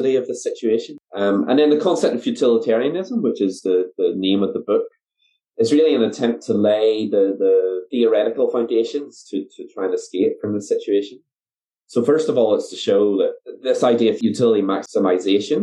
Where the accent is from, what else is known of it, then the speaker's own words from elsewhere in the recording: Northern Ireland, United Kingdom; moved away as an adult; also born or lived in New Zealand; now in Dunedin, New Zealand; So I am originally from Northern Ireland. I came out to New Zealand to do my PhD in 2012. I've been based here ever since